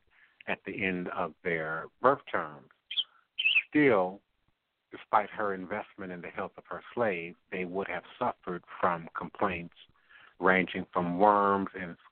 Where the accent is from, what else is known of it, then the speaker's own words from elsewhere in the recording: United States; growing up in the Maryland, D.C., Virginia area